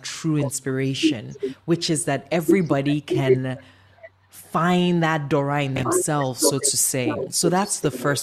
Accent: Nigeria; we're Nigerian

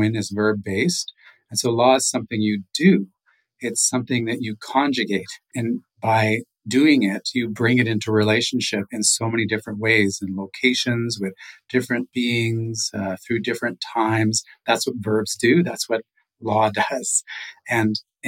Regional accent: Nawash First Nation, Ontario, Canada; now in Victoria, Canada; from the Nawash First Nation, Otter Clan

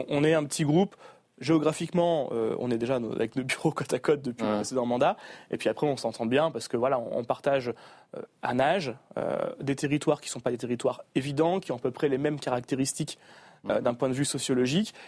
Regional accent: Marck, Hauts-de-France, France; also born or lived in Paris; c'est ma ville natale, c'est là où j'ai grandi

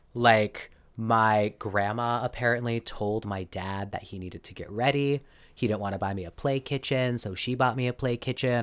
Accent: Arizona, United States; I grew up in Arizona.

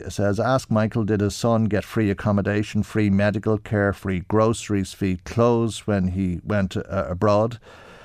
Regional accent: Ireland; I'm Irish.

